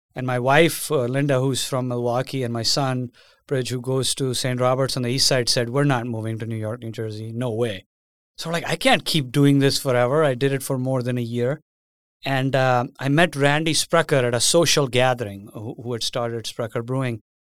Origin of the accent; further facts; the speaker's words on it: India; moved away as an adult; now in United States; I was born and raised in India